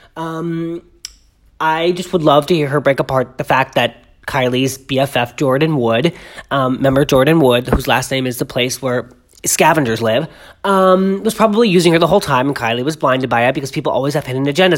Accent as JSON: {"language": "English", "town": "Boston", "region": "Massachusetts", "country": "United States", "tie": "born or raised there", "said": "I grew up in Boston"}